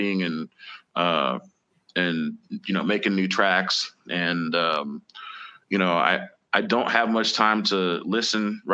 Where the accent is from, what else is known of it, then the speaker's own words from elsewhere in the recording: Indianapolis, Indiana, United States; I'm from Indianapolis, man. So I got started playing the Slippery Noodle